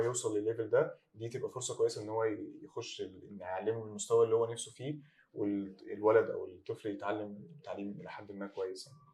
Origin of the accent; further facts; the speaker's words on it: Egypt; عندنا في مصر